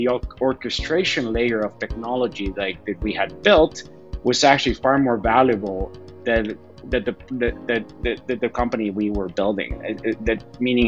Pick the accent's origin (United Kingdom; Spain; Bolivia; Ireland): Bolivia; also born or lived in Chattanooga, Tennessee / Northern Virginia; now in United States; I was born there, but I was raised my entire life in Bolivia.